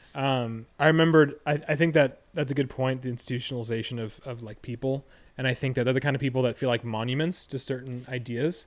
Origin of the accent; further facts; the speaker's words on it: Hingham, Massachusetts, United States; growing up in Hingham